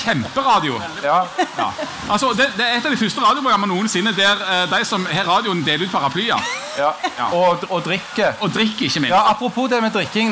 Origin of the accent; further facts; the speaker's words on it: Bryne, Rogaland, Norway; I Time eh, kommune, der Bryne ligger, der jeg er fra